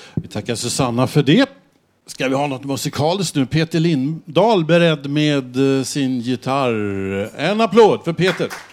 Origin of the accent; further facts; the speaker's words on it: Stockholm, Stockholm County, Sweden; Om man åker gröna linjen så långt eh, nordvästerut som möjligt så kommer man till där jag växte upp